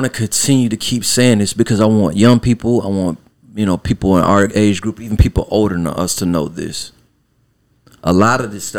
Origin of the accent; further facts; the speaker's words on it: Savannah, Georgia, United States; I'm from Savannah, right? {S6} Yeah. {S7} Born here, raised here.